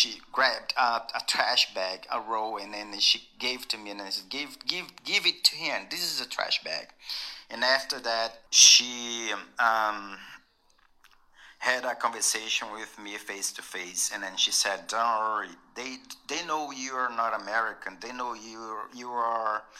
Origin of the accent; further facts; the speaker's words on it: Brazil; English is a second language; moved away as an adult; also born or lived in United States; I'm from Brazil.